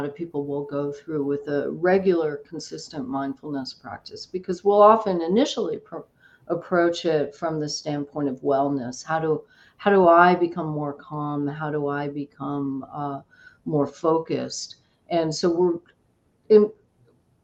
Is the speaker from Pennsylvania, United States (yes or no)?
no; Oahu, Hawaii, United States; moved away; We grew up on Oahu, but we spent our summers on the Big Island and also Kauai